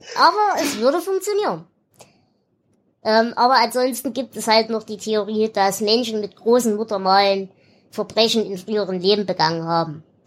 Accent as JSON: {"language": "German", "area": "Erzgebirge", "region": "Saxony", "country": "Germany", "said": "ich komme ja aus dem Erzgebirge. Also aus dem tiefsten Hinterland, wo nicht mal die Römer hin wollten"}